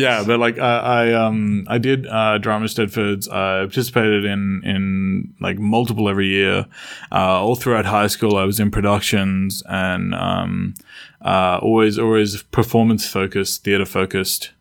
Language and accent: English; Australia; where I grew up, Australia